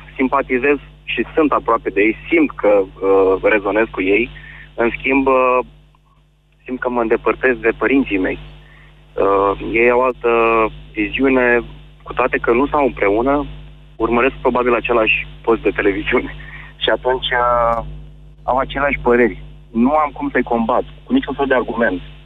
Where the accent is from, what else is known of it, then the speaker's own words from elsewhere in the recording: Iași, Iași County, Romania; sunt din Iași